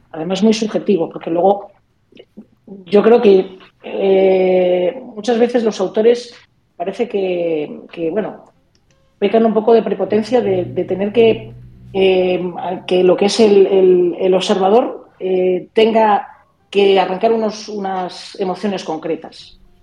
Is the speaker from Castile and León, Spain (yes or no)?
yes; Zamora, Castile and León, Spain; yo soy de Zamora